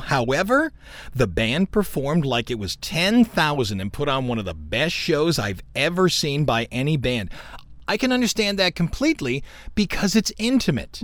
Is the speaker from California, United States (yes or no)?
no; Cleveland, Ohio, United States; now in Louisiana, United States; when I was growing up in Cleveland